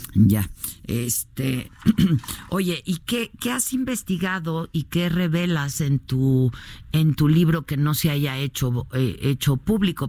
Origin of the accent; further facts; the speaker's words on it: Mexico; como lectores y como mexicanos